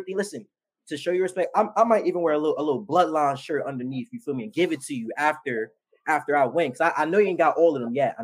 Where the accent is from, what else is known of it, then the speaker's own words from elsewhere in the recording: New York City, New York, United States; also born or lived in Ridgefield Park, New Jersey; I'm from the Bronx